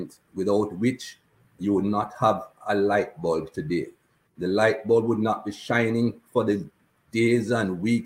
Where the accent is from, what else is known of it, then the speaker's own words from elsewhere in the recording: Jamaica; now in Cayman Islands; As a black man growing up in Jamaica, we weren't taught anything good about black people or people of color